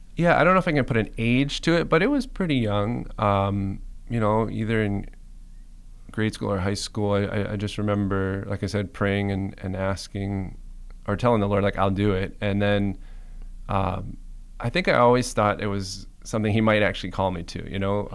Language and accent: English; Cayman Islands; moved away; also born or lived in Michigan; I'm originally from the Cayman Islands